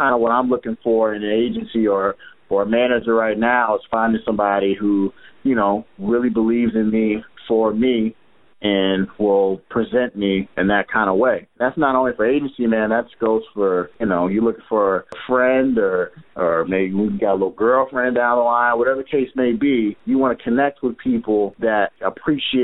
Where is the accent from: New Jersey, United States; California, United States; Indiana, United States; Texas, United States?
Indiana, United States; Indianapolis; now in Boston, United States; I'm from Indianapolis, Indiana